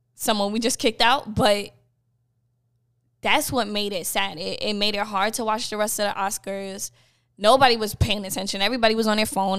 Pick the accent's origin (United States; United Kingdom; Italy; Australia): United States; New York; a fellow Bed-Stuy native